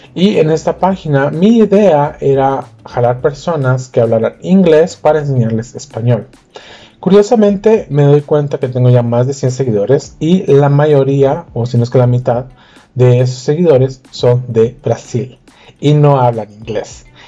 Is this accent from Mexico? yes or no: no; Guatemala; yo soy de Guatemala